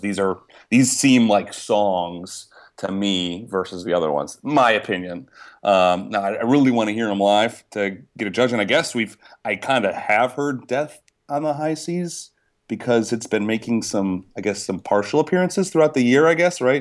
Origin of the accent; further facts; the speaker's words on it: Pittsburgh, Pennsylvania, United States; Pittsburgh being my hometown